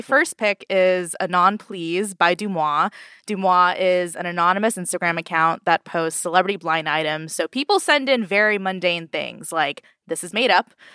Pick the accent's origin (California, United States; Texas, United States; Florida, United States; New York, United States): California, United States; Southern; Southern California, where I also grew up